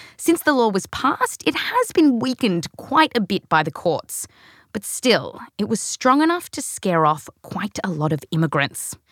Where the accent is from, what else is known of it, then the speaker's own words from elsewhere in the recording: Australia; also born or lived in California; now in United States; I was born here, raised in Australia.